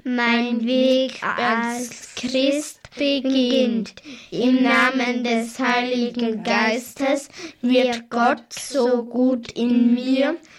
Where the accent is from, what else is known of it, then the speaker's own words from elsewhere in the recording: Hittisau, Vorarlberg, Austria; Ich komme aus Hittisau und bin acht Jahre alt.